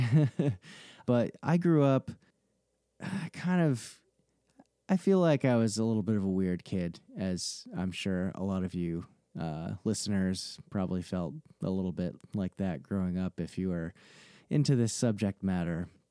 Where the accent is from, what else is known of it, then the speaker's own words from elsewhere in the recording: New England, United States; So I grew up in New England and I've lived here pretty much my whole life